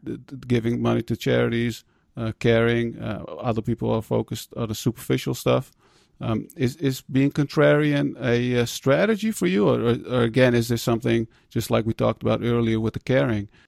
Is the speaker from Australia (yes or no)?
no; Netherlands; being immigrants, um, growing up in the Netherlands